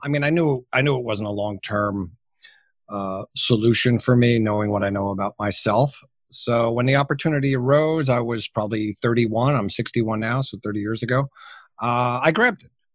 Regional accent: United States; also born or lived in New Jersey; clearly I'm a, I'm a Yank. I'm an American. Um, I work out of my home in New Jersey

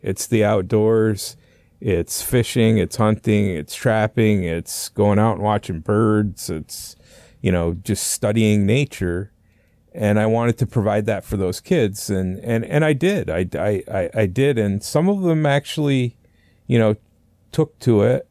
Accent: north of the Adirondacks, northern New York State, United States; I, I grew up up there. I started my, uh, you know, fishing, like I said, at a young age and, uh, uh, the Adirondacks were to our, basically to our south, so that's how far up in New York State we were.

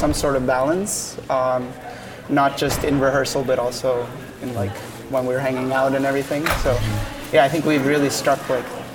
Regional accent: Norway; now in New York, United States; I'm from Norway

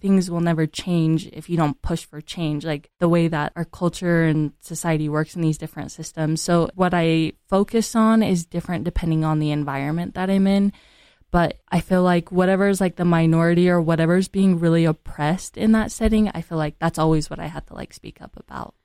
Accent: Utah, United States; I'm from Utah County, so I'm also, like, part Caucasian. And so growing up in Utah County

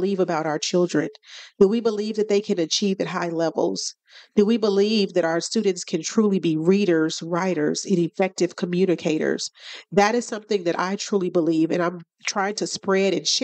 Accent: Kansas City, Kansas, United States; born and raised on the Kansas City, Kansas side

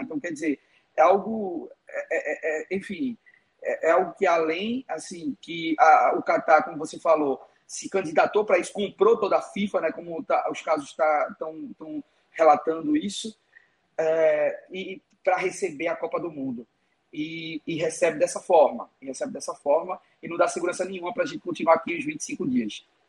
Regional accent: Pernambuco, Brazil; moved away as an adult; now in Lisbon, Portugal; eu sou pernambucano

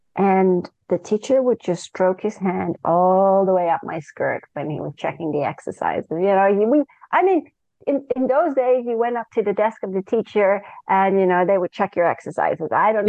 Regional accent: Singapore; also born or lived in Malaysia; And I grew up in Singapore and Malaysia with my parents and my sister.

